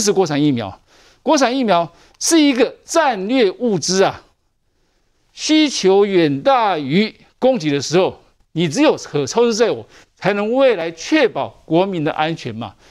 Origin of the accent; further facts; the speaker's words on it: Taiwan; 我们都是台湾人